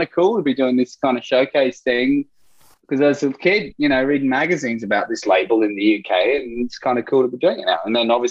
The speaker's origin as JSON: {"language": "English", "town": "Brisbane", "region": "Queensland", "country": "Australia", "tie": "born or raised there", "said": "I grew up in Brisbane in Australia"}